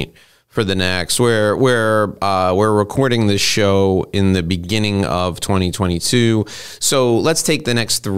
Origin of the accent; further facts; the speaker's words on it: United States; as an American